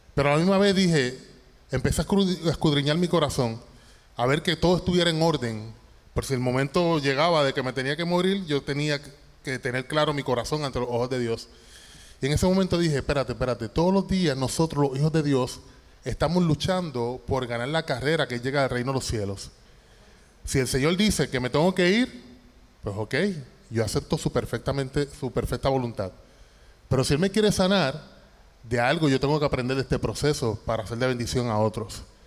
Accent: Toa Baja, Puerto Rico; moved away as an adult; now in Dallas, United States; Nosotros somos boricuas, 100% boricuas. Yo soy del barrio Ingenio de Tuabaja.

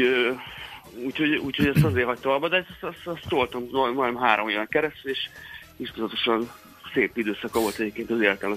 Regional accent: Saint Petersburg, Russia; now in Hungary; én Szentpéterváról származom, meg ott, ott születtem

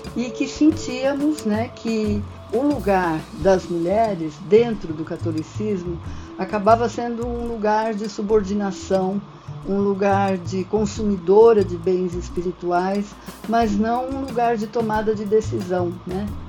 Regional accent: São Paulo, Brazil; eu sou daqui de São Paulo, estou em São Paulo

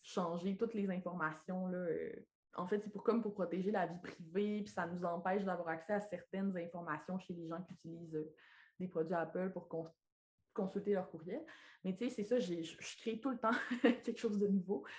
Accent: Lac Saint-Jean, Quebec, Canada; accent: accent du lac; now in Quebec City, Canada; je suis née et j'ai grandi au lac Saint-Jean

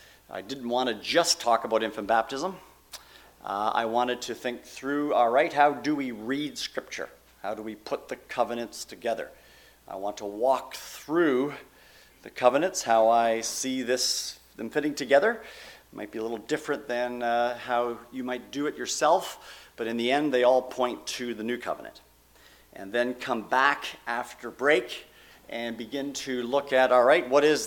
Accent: Canada; now in United States; When I came down from Canada, it was spelt C-H-I-L-I, and I thought it was North Chile.

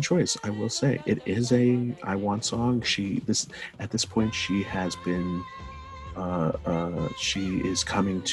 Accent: Guatemala; I'm not from Argentina, but I'm from Guatemala

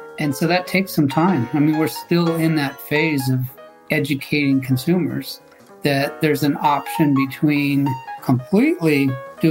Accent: Southern California, United States; also born or lived in Iowa; I'm, you know, essentially a Southern California kid and have been raised in the Southern California area, a few different towns

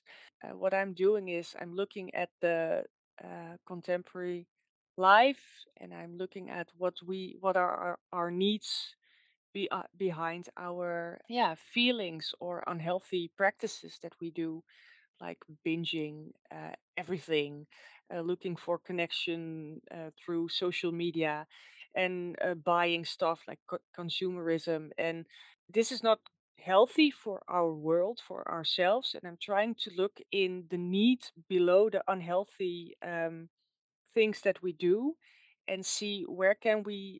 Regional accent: Netherlands; English is a second language; you can probably hear that I'm from the Netherlands

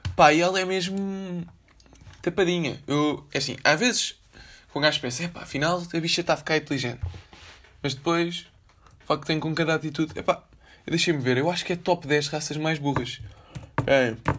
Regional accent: Lisbon, Portugal; Foi na maternidade Alfredo da Costa

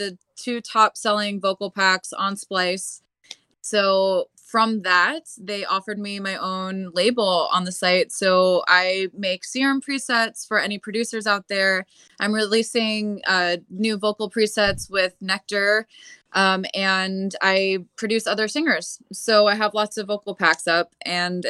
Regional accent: New Jersey, United States; moved away as an adult; now in Los Angeles, United States; I usually live in LA, but I'm from New Jersey, so I'm visiting home and been spending a lot of time at the beach. So I'm a Jersey girl at heart.

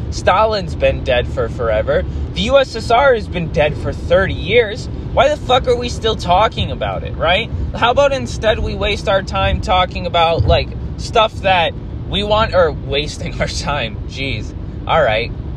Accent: United States; I grew up in America

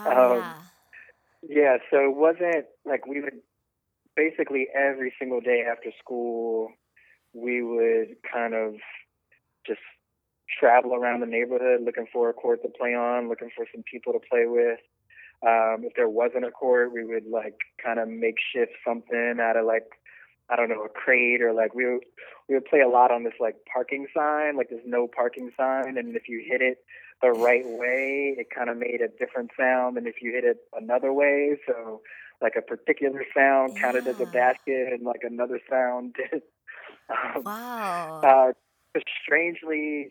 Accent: Baltimore, Maryland, United States; I'm from Baltimore, Maryland

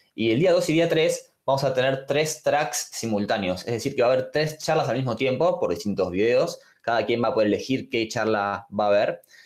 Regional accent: Buenos Aires, Argentina; Soy de Buenos Aires, Argentina

